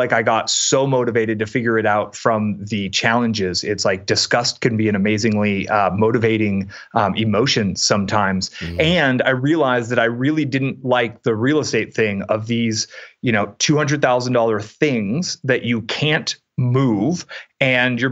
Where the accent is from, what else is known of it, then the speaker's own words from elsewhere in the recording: San Francisco Bay Area, California, United States; I grew up in the San Francisco Bay Area.